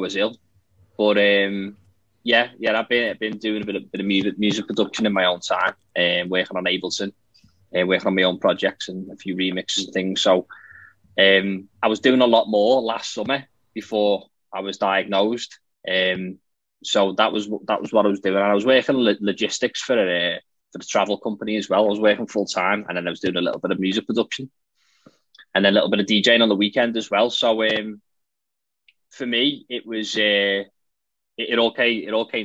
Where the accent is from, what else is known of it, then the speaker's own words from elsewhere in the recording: Liverpool, North West England, United Kingdom; I'm from Liverpool in the UK, in England.